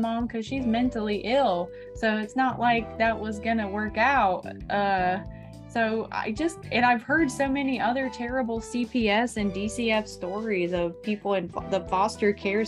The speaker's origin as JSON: {"language": "English", "region": "Florida", "country": "United States", "tie": "born or raised there", "said": "Growing Up in Florida as a Millennial"}